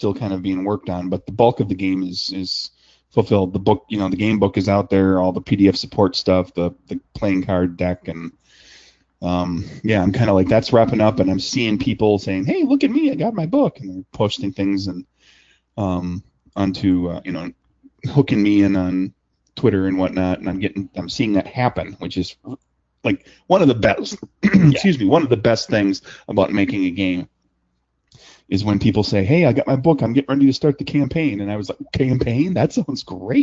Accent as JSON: {"language": "English", "region": "Wisconsin", "country": "United States", "tie": "born or raised there", "said": "I grew up in Wisconsin"}